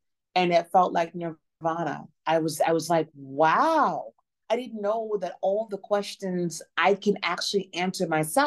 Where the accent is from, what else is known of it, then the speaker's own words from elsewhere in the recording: Memphis, Tennessee, United States; moved away as an adult; now in New Orleans, United States; I'm originally from Memphis, Tennessee, and I live in New Orleans now, recently moved here about 3 years ago